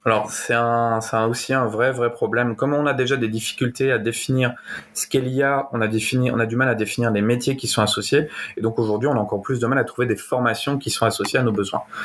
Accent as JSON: {"language": "French", "region": "Normandy", "country": "France", "also_born_or_lived": "Canada / Belgium", "said": "je suis normand, je suis dans un petit village de 300 habitants"}